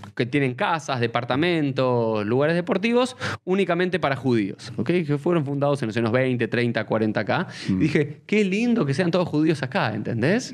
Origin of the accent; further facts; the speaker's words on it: Argentina; soy argentino